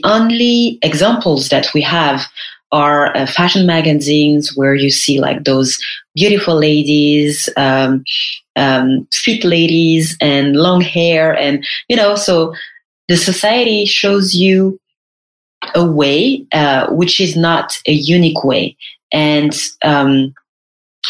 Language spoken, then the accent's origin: English; Paris, Île-de-France, France; was born and raised in Paris